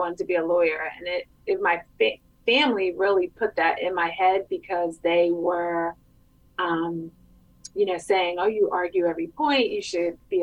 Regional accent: Vineland, New Jersey, United States; I grew up in Vineland, which pretty much a life resident of Vineland

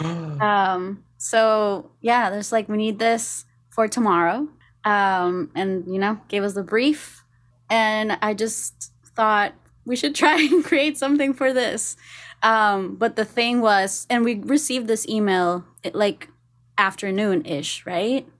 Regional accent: Costa Rica; moved away as an adult; now in Los Angeles, United States; I'm from Costa Rica.

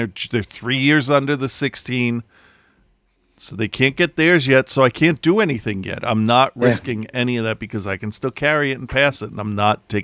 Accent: Philadelphia, Pennsylvania, United States; I'm from Philadelphia

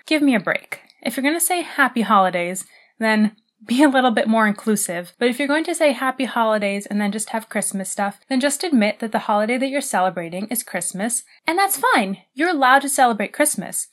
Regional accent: United States; I am an American

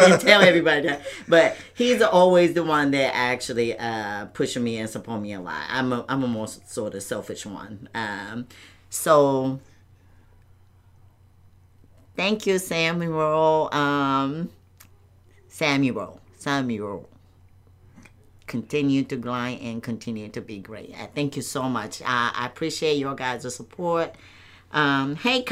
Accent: Towada, Aomori, Japan; also born or lived in Misawa, Japan; now in United States; I'm from Aomori, state name is Aomori, and the city name is Towada City.

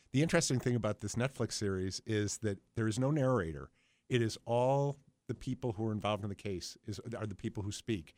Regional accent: Buffalo, New York, United States; grew up in Buffalo between Bethlehem and Republic Steel

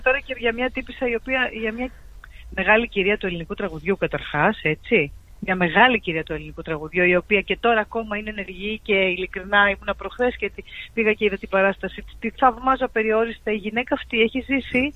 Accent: Paralimni, Central Macedonia, Greece; also born or lived in Germany; now in Chania, Greece; στην παραλίμνη το χωριό μου.

